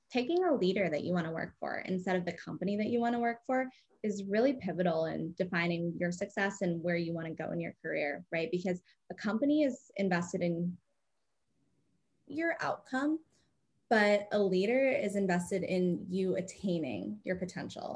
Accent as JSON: {"language": "English", "town": "Madison", "region": "Wisconsin", "country": "United States", "tie": "born or raised there", "moved": "yes", "said": "I grew up in Madison, Wisconsin"}